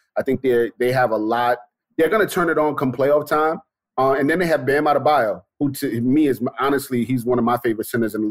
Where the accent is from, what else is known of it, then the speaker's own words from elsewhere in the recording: New York City, New York, United States; I'm from Brooklyn, born and raised.